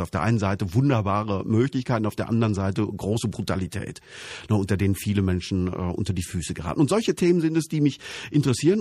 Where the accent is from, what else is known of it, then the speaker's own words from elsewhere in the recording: Altena, North Rhine-Westphalia, Germany; in meiner Heimatstadt spielt, Altenheim Sauerland